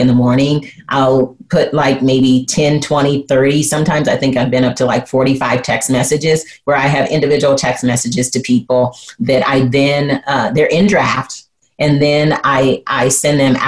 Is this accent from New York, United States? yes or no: no; Flint, Michigan, United States; growing up in Flint, Michigan, and how my parents used strategy, leadership, and success to raise me